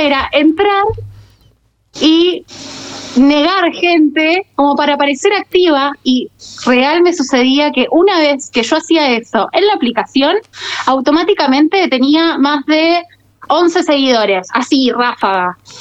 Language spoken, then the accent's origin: Spanish; Muñiz, Buenos Aires Province, Argentina; Yo soy de Buenos Aires, de eh, Muñiz